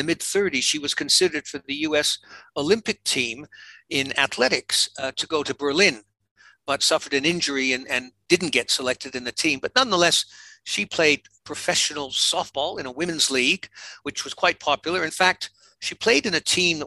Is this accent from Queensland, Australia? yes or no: no; Sydney, New South Wales, Australia; also born or lived in Canada; I'd spent my teenage years growing up in Sydney.